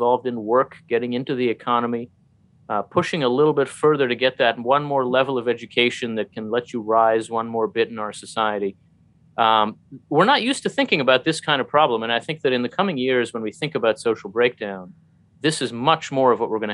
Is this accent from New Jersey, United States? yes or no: yes; New Jersey, United States; now in Maryland, United States; a foreign-born Jewish PhD. I grew up in New Jersey and live in Maryland